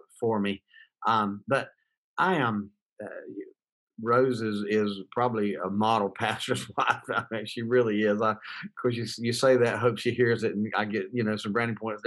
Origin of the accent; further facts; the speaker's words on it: Goldsboro, North Carolina, United States; I was raised in Goldsboro, North Carolina.